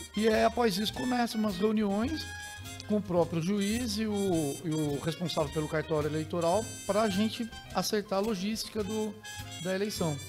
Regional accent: Tremembé, São Paulo, Brazil; eu sou de, de Tremembé, ah. é ao lado de Taubaté, é, fui, né, minha infância passei por lá

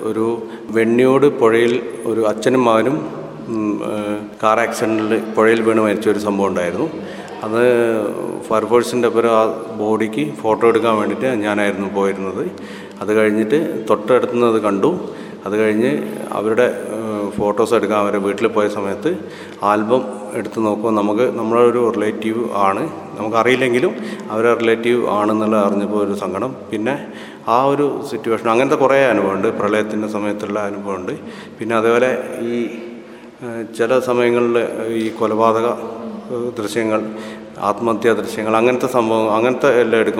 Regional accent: Vellamunda, Kerala, India; വെള്ളമുണ്ടയാണ് ഞാൻ വയനാട് വിഷൻ ചാനലിൻ്റെ റിപ്പോർട്ടറാണ്

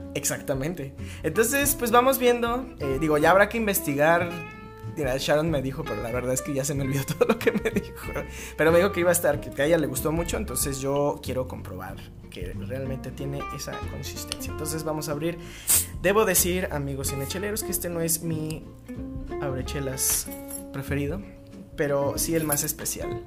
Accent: Guadalajara, Jalisco, Mexico; soy tapatío

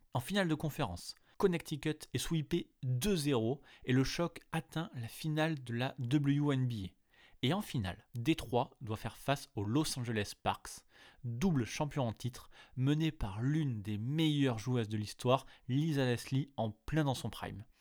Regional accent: France; chez nous en France

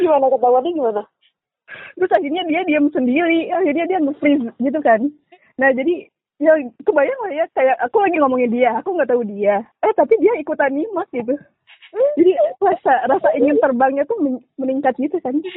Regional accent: Bandung, West Java, Indonesia; Gue asli Bandung

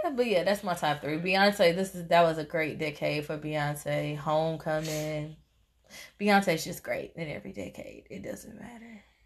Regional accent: Tennessee, United States; I'm from Tennessee

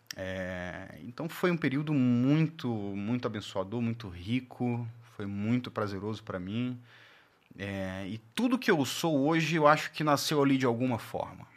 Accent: Belo Horizonte, Minas Gerais, Brazil; moved away as an adult; also born or lived in Aracaju, Sergipe / Natal / Porto Velho / Pirassununga; Em 94, minha família se muda para Belo Horizonte

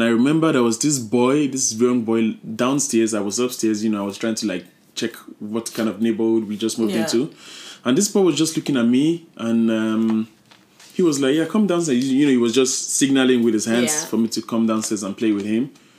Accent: Ibadan, Oyo, Nigeria; moved away as an adult; also born or lived in Kaduna, Nigeria; now in Germany; I grew up in Ibadan, Nigeria, in the southern part of Nigeria. And I've been living in Germany for 11, close to 12 years.

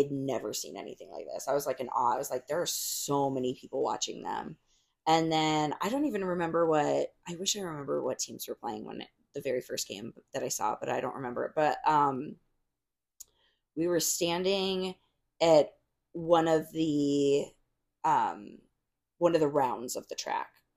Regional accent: Arizona, United States; I grew up in Arizona, and like these are women who literally have known me since I was like 15.

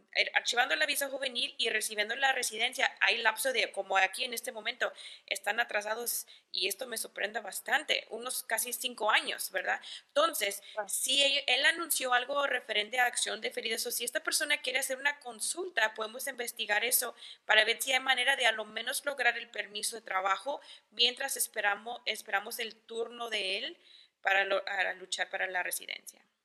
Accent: El Paso, Texas, United States; yo soy del Paso

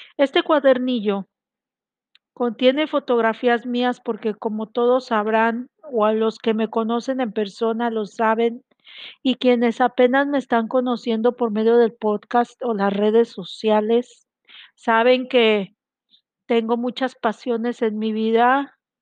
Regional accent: Mexico; Yo soy de México, estoy transmitiendo desde aquí, desde mi ciudad hermosa

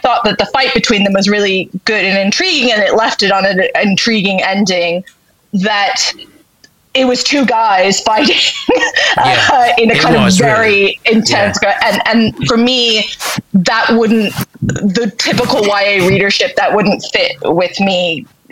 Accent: United States; I'm American

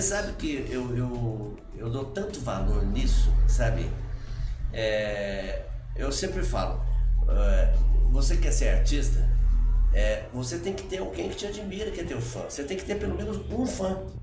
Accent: Varginha, Minas Gerais, Brazil; also born or lived in Três Pontas; eu nasci em Três Pontas e fui criado em Varginha

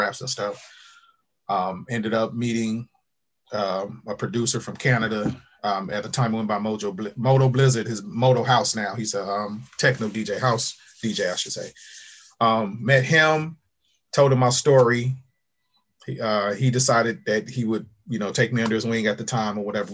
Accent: Lynwood, California, United States; I grew up in Linwood, which is right outside of Compton

